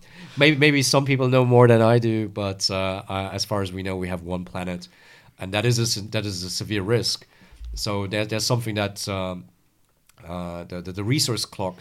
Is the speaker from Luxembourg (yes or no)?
yes; Luxembourg; moved away as an adult; also born or lived in France; I'm originally from Luxembourg.